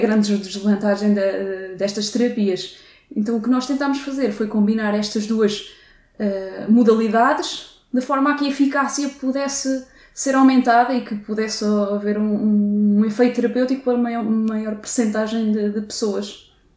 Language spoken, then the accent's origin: Portuguese; Torres Novas, Santarém District, Portugal; moved away as an adult; em Torres Novas, portanto, de onde sou natural.